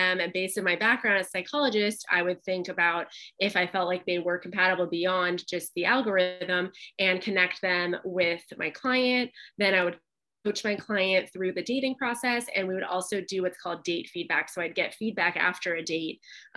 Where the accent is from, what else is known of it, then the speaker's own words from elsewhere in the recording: Pasadena, California, United States; my hometown in Pasadena